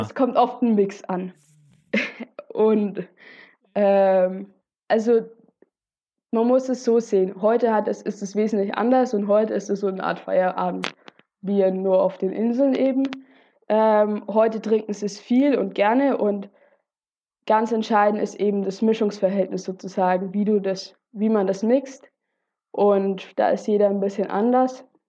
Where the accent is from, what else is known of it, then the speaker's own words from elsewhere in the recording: Germany; bei uns in Deutschland